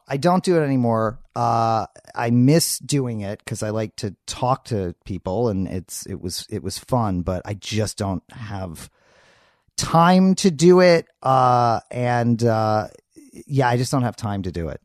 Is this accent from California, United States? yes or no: no; New York City, New York, United States; moved away as an adult; also born or lived in Philadelphia; now in Los Angeles, United States; I was born in Philadelphia, uh, and then very quickly moved to New York City